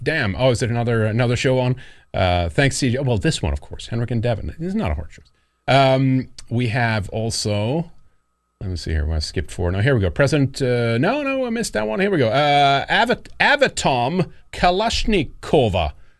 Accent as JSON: {"language": "English", "country": "Sweden", "tie": "born or raised there", "said": "I'm from Sweden. I grew up there and stuff like that."}